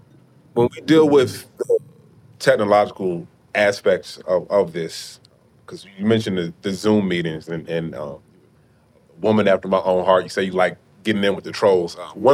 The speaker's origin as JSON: {"language": "English", "town": "Miami", "region": "Florida", "country": "United States", "said": "I'm from Miami."}